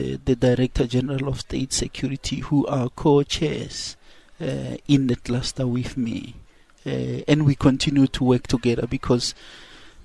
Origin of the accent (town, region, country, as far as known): South Africa